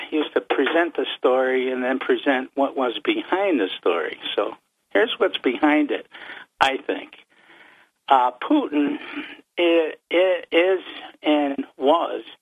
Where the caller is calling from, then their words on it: Vestal, New York, United States; Uh, … from Vestal again.